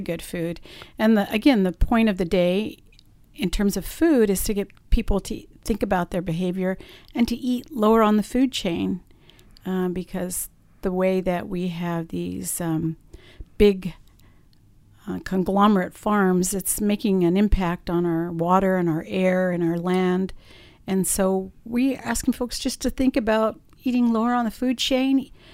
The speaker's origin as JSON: {"language": "English", "region": "Southern California", "country": "United States", "moved": "as an adult", "lives_now": "Stockton, United States", "said": "I'm from Southern California"}